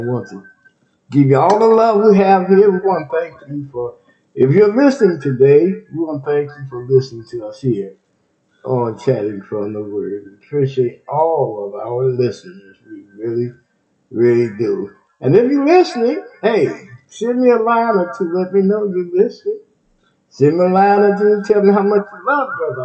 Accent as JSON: {"language": "English", "region": "Texas", "country": "United States", "tie": "born or raised there", "said": "Texas, my home state"}